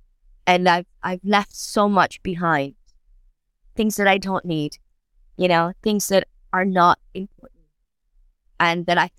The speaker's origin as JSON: {"language": "English", "region": "New York", "country": "United States", "lives_now": "London, United Kingdom", "said": "it was great to be moving to London, you know, I was from New York and I was fantastic."}